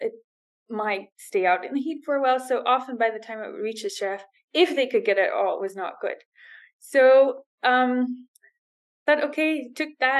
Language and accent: English; Netherlands; moved away as an adult; now in Dubai, United Arab Emirates; I'm from the Netherlands